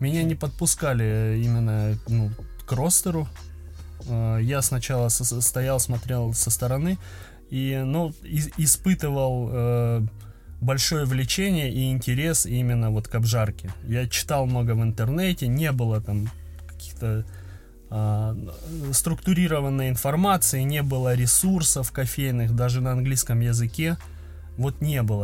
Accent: Krasnodar, Krasnodar Krai, Russia; я из Краснодара

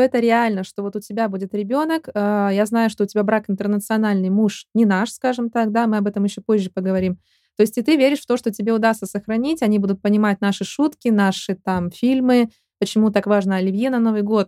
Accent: Chelyabinsk, Chelyabinsk Oblast, Russia; я из Челябинска

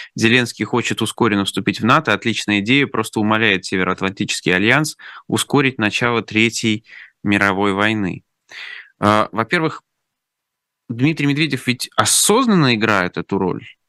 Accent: Orenburg, Orenburg Oblast, Russia; я из Оренбурга, у нас там, знаете, «Газпром» — это больше, чем, чем просто да, предприятие

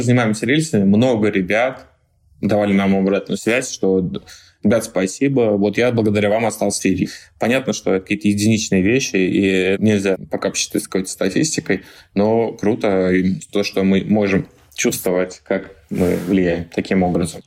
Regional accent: Tver, Tver Oblast, Russia; я там рос, Э, в Твери

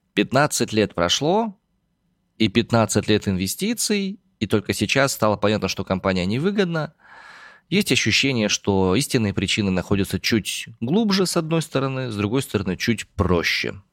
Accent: Omsk, Omsk Oblast, Russia; родом я из Омска

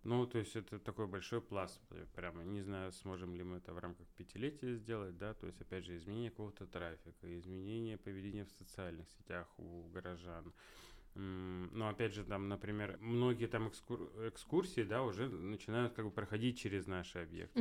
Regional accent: Yekaterinburg, Sverdlovsk Oblast, Russia; там я родился вообще на Гагарина

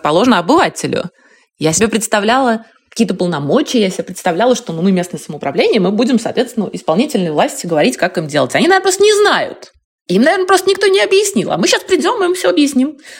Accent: Moscow, Russia; я жила, выросла на Кутузовском проспекте

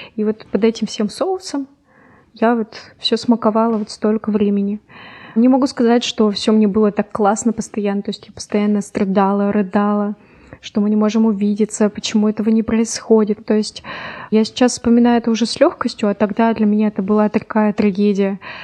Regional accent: Yekaterinburg, Sverdlovsk Oblast, Russia; я из Екатеринбурга

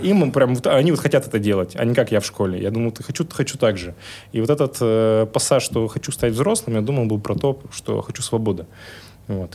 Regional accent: Yekaterinburg, Sverdlovsk Oblast, Russia; я классический пацан из Екатеринбурга

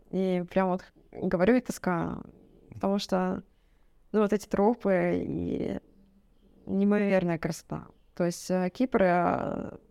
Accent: Ural, Russia; На Каме, на водохранилище, то есть это водохранилище, там а если с гор посмотреть, то оно как, ну, как море

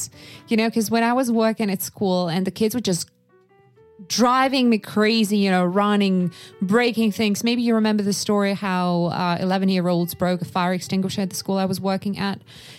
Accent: Sakha Republic, Russia; English is a second language; So I was growing up in Yakutia. So very remote area, incredibly cold. And I was born in 1993.

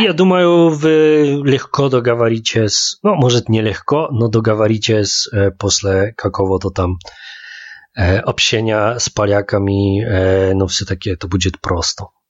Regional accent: Poland; now in Saint Petersburg, Russia; как поляк, в Питере, чувствую себя очень комфортно

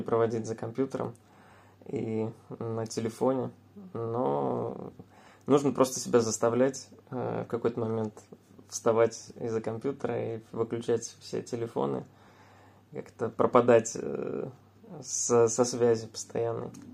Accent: Samara, Samara Oblast, Russia; мы вообще сами из Самары

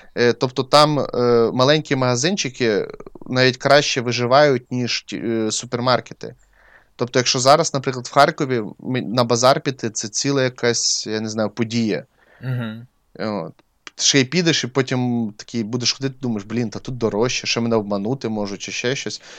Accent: Crimea, Ukraine; moved away; я ріс в Криму

